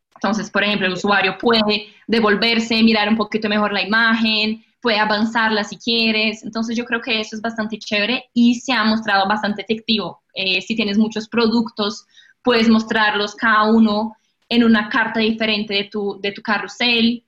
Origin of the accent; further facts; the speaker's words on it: Brazil; accent: portuñol; Spanish is a second language; moved away as an adult; now in Colombia; yo nací y crecí en Brasil